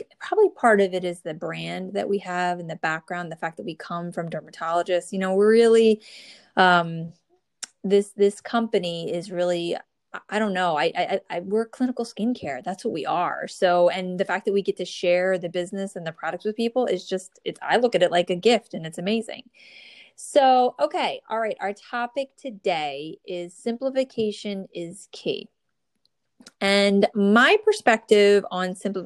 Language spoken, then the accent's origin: English; New Jersey, United States; born or raised there